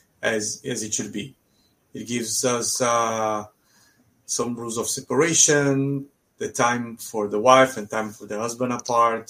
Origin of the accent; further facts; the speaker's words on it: São Paulo, Brazil; moved away as an adult; also born or lived in Israel; I grew up in a Jewish neighborhood in São Paulo in Brazil.